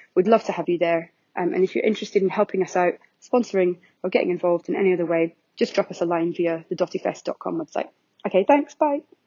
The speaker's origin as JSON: {"language": "English", "region": "Scotland", "country": "United Kingdom", "accent": "very Scottish", "said": "my very Scottish accent"}